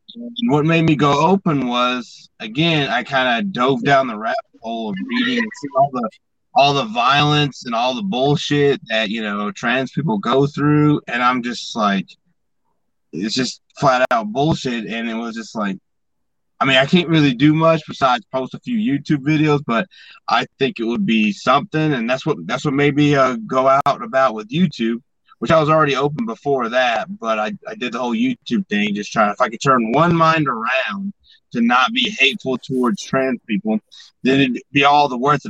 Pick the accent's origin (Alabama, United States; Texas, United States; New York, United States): Alabama, United States; I grew up, most of my growing up was in Alabama